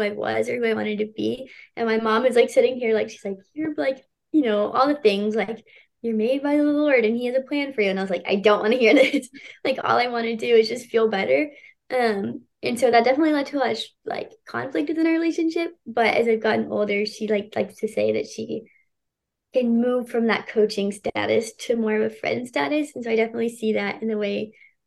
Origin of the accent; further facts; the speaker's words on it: Houston, Texas, United States; I grew up in Houston too my whole life